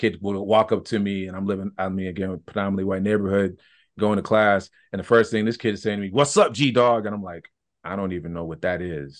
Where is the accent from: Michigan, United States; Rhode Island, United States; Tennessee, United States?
Michigan, United States; I grew up in Michigan. I would say the first 17, 18 years of my life, we had a comic book store.